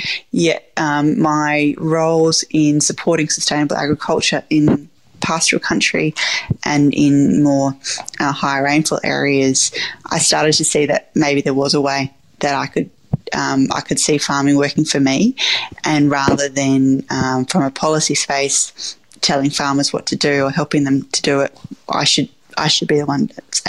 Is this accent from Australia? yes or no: yes; Bordertown, South Australia, Australia; So I grew up on the farm. My grandparents were there, and it was great. And growing up in Bordertown was a lovely place to grow up.